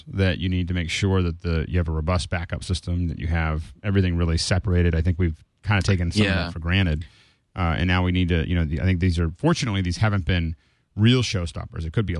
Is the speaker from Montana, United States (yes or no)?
yes; Montana, United States; I was really surprised that my hometown in Montana is completely mapped out in Google. Like, you know, and there's like one stoplight.